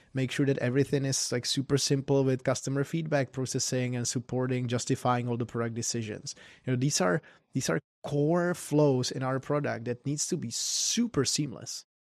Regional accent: Prague, Czechia; moved away as an adult; also born or lived in Berkeley, California; now in Silicon Valley, United States; I'm from Prague, the Czech Republic originally.

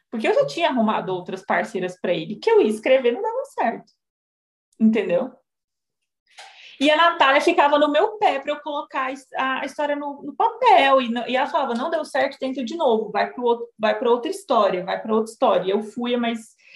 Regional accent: Goiânia, Goiás, Brazil; accent: goiano (puxado); eu sou psicóloga, eu sou dona de uma clínica da Integrace. Eu moro em Goiânia, sou goiana, então meu sotaque ele é puxado.

